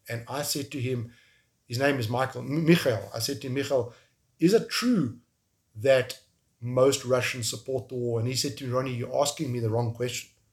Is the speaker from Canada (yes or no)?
no; South Africa; moved away as an adult; also born or lived in Kyiv, Ukraine; I'm from South Africa